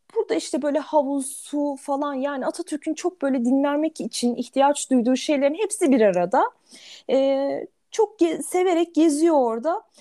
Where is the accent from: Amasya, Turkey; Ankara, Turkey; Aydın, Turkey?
Ankara, Turkey; bir Ankaralı olarak